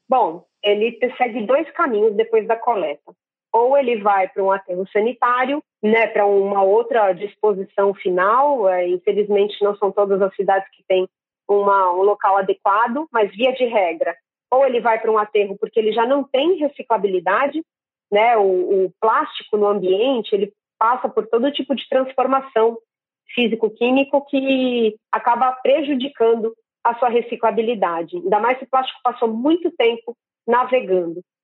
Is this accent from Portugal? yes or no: no; Santos, São Paulo, Brazil; cidade onde eu nasci e vivo, é, mas Santos no litoral de São Paulo